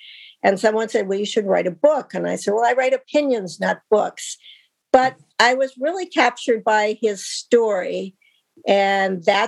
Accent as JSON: {"language": "English", "region": "Wyoming", "country": "United States", "tie": "born or raised there", "said": "my home state of Wyoming"}